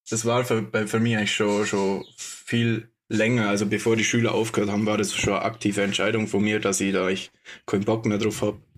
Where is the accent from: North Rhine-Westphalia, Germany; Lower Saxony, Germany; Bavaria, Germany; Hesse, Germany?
Bavaria, Germany; Bad Hindelang; ich komme aus Bad Hindelang, nicht aus Oberstorf